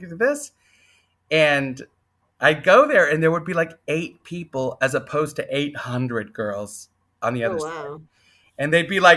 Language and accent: English; San Antonio, Texas, United States; also born or lived in Kentucky / Colorado; I was raised mostly in San Antonio